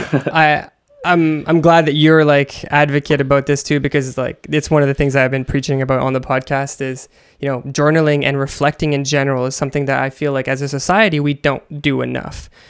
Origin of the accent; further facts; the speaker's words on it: Canada; I come from Canada